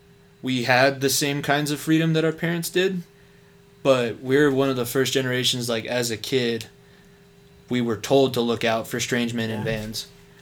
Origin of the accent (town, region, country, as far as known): Thornton, Colorado, United States; born or raised there